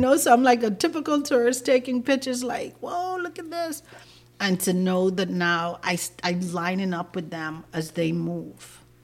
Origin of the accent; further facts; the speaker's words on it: Cat Island, Bahamas; I'm from Cat Island